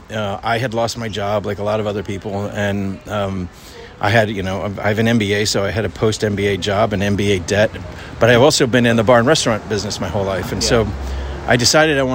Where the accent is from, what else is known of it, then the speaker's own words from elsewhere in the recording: New Jersey, United States; now in San Francisco, United States; I'm from New Jersey, and so I get a lot of East Coasters come